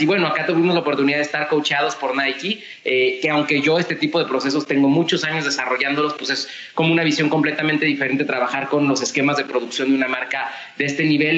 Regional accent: Mexico; como mexicanos

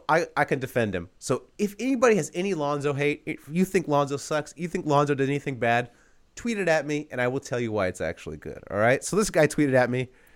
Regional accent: California, United States; I'm from California. I love In-N-Out.

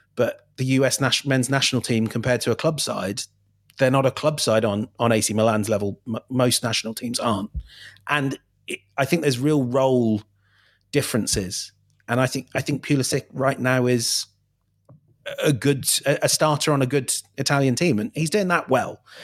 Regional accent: England, United Kingdom; I'm English

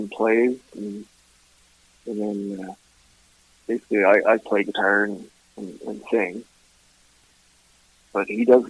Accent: Ottawa, Ontario, Canada; also born or lived in Vancouver / Kingston; Yeah. Yeah. Yeah. I was born and raised in Ottawa. I moved around different places. I was in Vancouver for a bit, Kingston, Ontario, places like that.

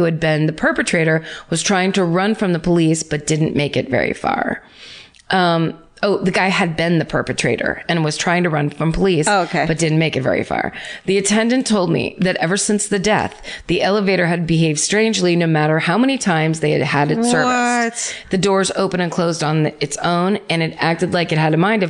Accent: Atlanta, Georgia, United States; Okay, so my hometown in Atlanta, Georgia. My hometown is Atlanta, Georgia

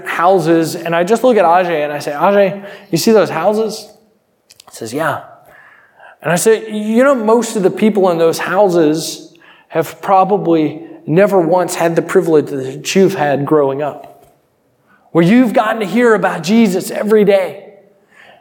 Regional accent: United States; I'm from America

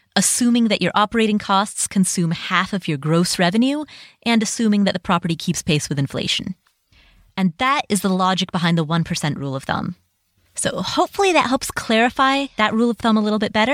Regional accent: Cincinnati, Ohio, United States; moved away; I grew up in Cincinnati, Ohio

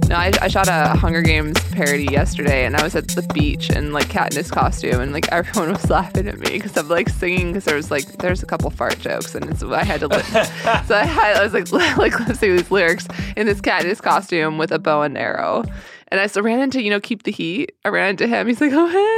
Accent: Sedona, Arizona, United States; also born or lived in St. Paul, Minnesota; I'm from Sedona, Arizona. Well, I moved when I was one and a half.

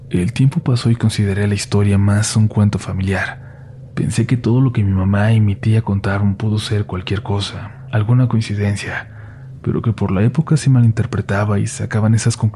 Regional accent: Sonsonate, El Salvador; Soy de Sonsonate, El Salvador, específicamente de una colonia la cual hace mucho no estaba para nada poblada.

